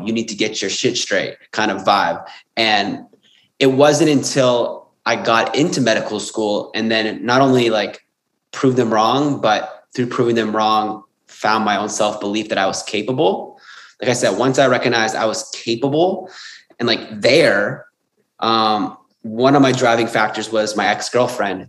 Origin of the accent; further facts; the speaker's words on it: Windsor, Ontario, Canada; also born or lived in Sydney; I'm originally from Windsor, Ontario, Canada